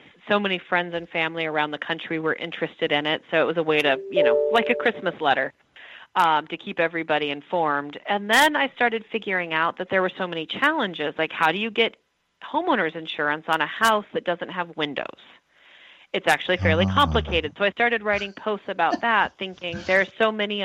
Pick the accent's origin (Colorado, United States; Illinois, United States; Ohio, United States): Colorado, United States; moved away as an adult; also born or lived in Brooklyn, New York; now in Detroit, United States; I'm from Colorado